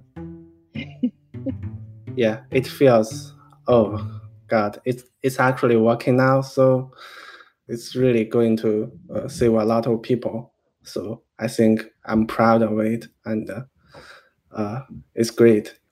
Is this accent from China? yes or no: yes; China; now in United States; I'm from China